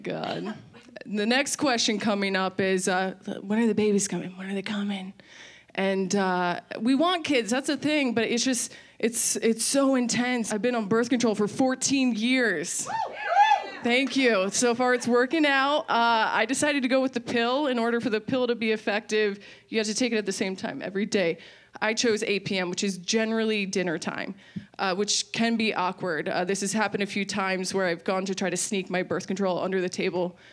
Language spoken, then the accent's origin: English; Maryland, United States; I'm from Maryland